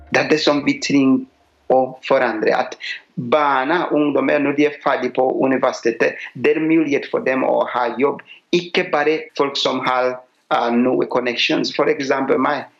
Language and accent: Norwegian; Uganda; now in Asker, Norway; Jeg kommer fra Uganda